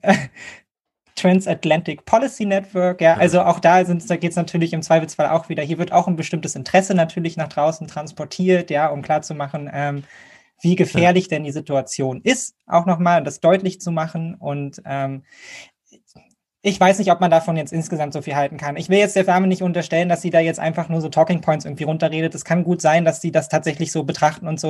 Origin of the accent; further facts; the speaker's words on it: Germany; Und für uns als Deutsche